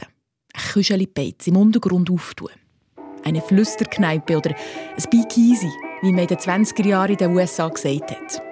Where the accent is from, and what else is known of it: Switzerland